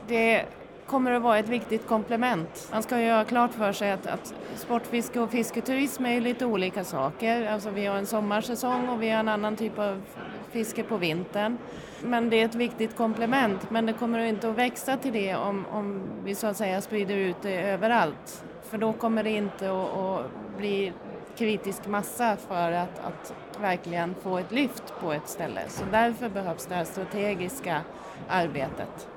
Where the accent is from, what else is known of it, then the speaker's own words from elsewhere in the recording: near Orsa, Dalarna County, Sweden; Och uppe i Orsa som eh, ligger i närheten där jag kommer ifrån